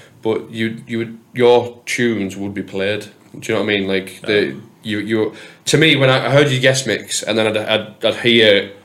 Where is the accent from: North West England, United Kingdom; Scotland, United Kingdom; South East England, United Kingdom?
North West England, United Kingdom; Cumbria; I'm from Cumbria.